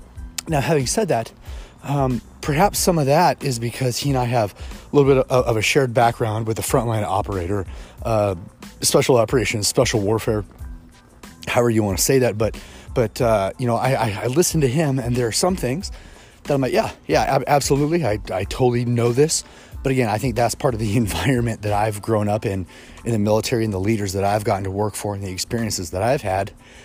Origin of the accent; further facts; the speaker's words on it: Kansas City, Missouri, United States; I was raised in Kansas City, Missouri. And so I claim Kansas City as home.